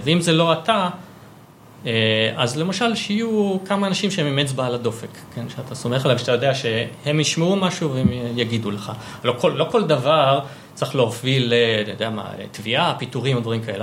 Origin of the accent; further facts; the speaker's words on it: Savyon, Central District, Israel; נולדתי בסביון, אה, גדלתי שם